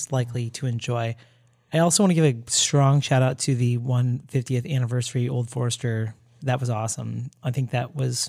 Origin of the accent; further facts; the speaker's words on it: Florida, United States; moved away; I grew up in Florida